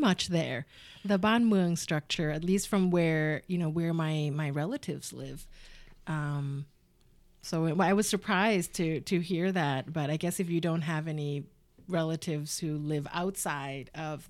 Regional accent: Bangkok, Thailand; And I have the opposite problem, is they always know I'm from Bangkok, always, 100%.

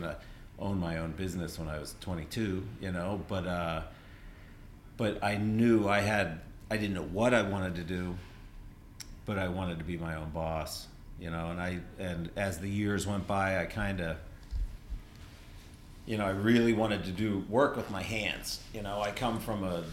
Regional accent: Pittsburgh, Pennsylvania, United States; also born or lived in Burlington, Vermont; now in Vermont, United States; Born and raised in Pittsburgh

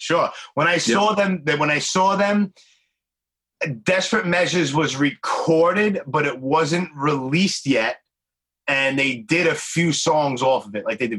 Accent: New York City, New York, United States; I'm 45. I grew up, I mean, obviously Brooklyn, born and raised, New York City

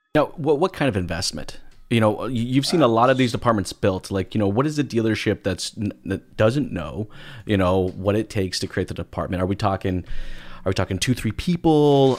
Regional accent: United States; moved away as an adult; now in Canada; I am an American. I've been in Canada for the last, you know, twelve years now

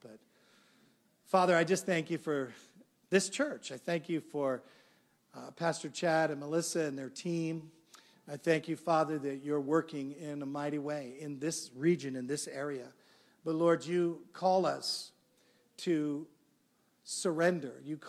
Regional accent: Canada; I'm from Canada.

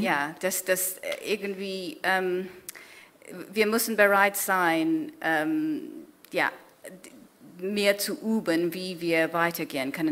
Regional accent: Kenya; German is a second language; now in Germany; Kenia geschrieben, ähm, wo ich aufgewachsen bin

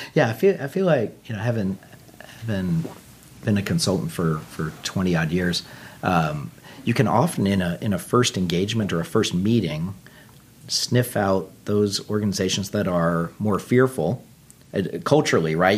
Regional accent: Texas, United States; moved away; I, I grew up in Texas originally

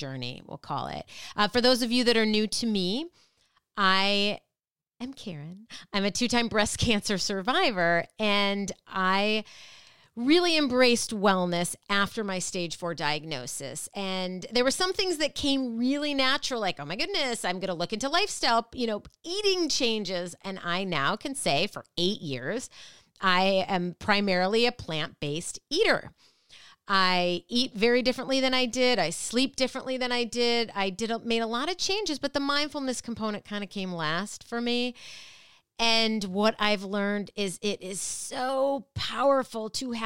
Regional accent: Minnesota, United States; I grew up in Minnesota

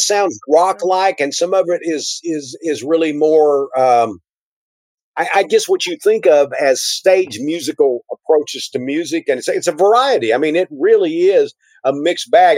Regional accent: Texas, United States; being a Texan

